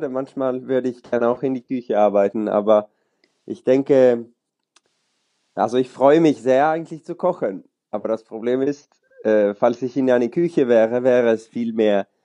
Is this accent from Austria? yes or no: no; Sweden; also born or lived in Germany; now in Oslo, Norway; Ich bin äh, Schwede, äh, aber in Deutschland geboren. Darum spreche ich Deutsch.